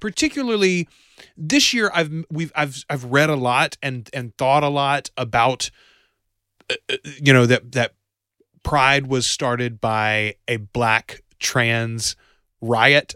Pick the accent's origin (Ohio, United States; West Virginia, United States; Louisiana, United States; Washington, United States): Louisiana, United States; Bastrop; I'm from Bastrop, Louisiana.